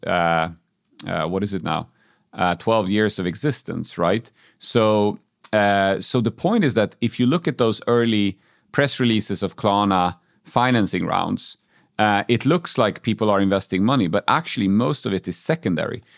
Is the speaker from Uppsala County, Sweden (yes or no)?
yes; Uppsala, Uppsala County, Sweden; also born or lived in Germany; back in my hometown of Uppsala